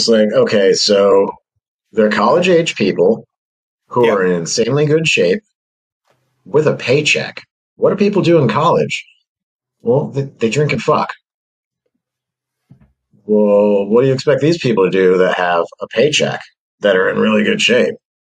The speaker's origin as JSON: {"language": "English", "region": "Midwest", "country": "United States", "moved": "yes", "lives_now": "western New York, United States", "said": "I'm from the Midwest."}